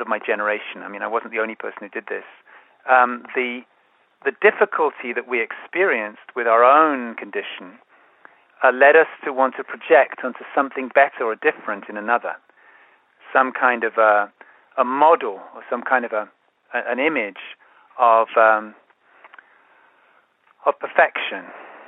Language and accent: English; London, United Kingdom; I grew up in London